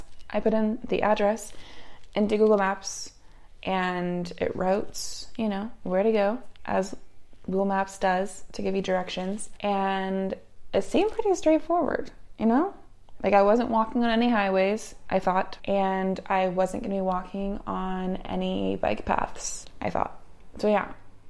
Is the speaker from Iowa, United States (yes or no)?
no; Utah, United States; So I'm from Utah. I'm from a very high elevation place.